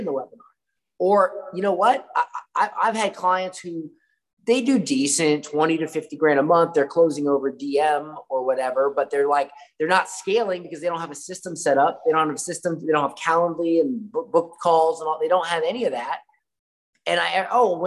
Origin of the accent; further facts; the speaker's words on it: Florida, United States; I'm from Florida